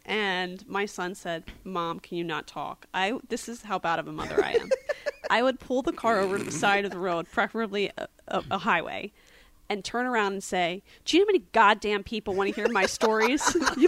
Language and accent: English; West Chester, Pennsylvania, United States; also born or lived in Phoenixville, Pennsylvania; So I'm from Philadelphia, Pennsylvania suburbs, a town called Westchester. I was Born in Phoenixville, raised in Westchester.